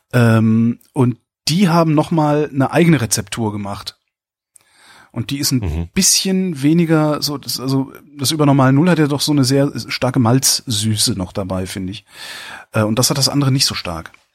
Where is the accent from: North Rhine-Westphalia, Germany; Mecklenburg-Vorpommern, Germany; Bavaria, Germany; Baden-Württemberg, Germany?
North Rhine-Westphalia, Germany; Cologne; now in Berlin, Germany; ich als Kölner